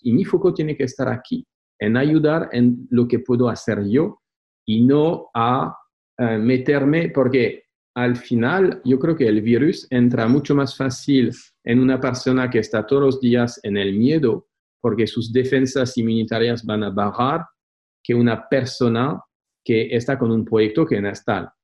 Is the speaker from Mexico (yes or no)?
no; France; Spanish is a second language; now in Spain; soy francés viviendo en España